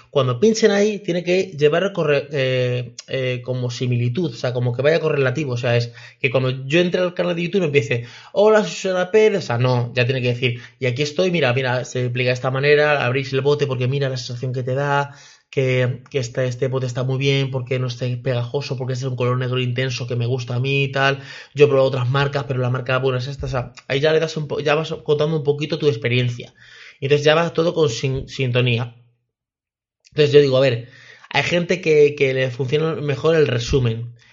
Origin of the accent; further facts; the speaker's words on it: Mexico; porque nunca tiene nada para, para mi país, porque yo soy de México y esta chica lo hace todo en Colombia